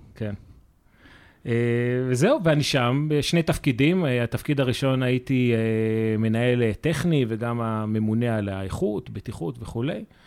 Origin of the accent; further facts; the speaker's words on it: Israel; אנחנו כישראלים